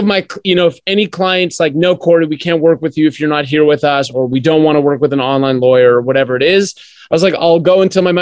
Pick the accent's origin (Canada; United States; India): Canada; moved away as an adult; also born or lived in Australia; Well, I was born in Canada. Yes, I am Canadian.